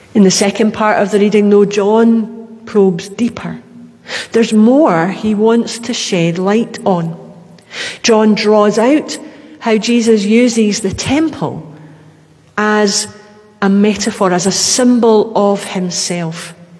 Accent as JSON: {"language": "English", "town": "Glasgow", "region": "Scotland", "country": "United Kingdom", "tie": "born or raised there", "said": "being a Glaswegian, that was where we went"}